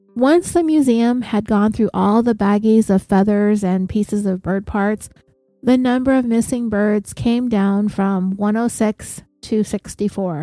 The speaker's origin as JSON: {"language": "English", "region": "California", "country": "United States", "said": "I am from California"}